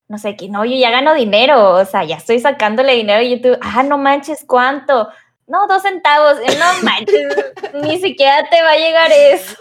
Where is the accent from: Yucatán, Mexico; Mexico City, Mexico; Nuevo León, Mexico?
Nuevo León, Mexico; Monterrey; soy de Monterrey, Nuevo León, a lo mejor notan el acento